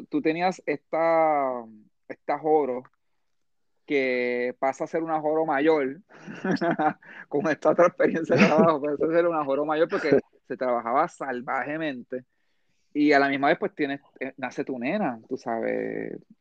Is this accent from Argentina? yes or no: no; Puerto Rico; somos puertorriqueños y nos encontramos en la China